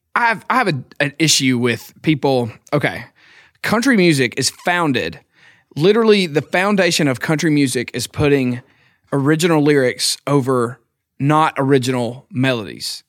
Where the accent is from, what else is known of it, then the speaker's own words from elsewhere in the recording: Philadelphia, Mississippi, United States; moved away as an adult; now in Nashville, United States; I'm from Philadelphia, Mississippi.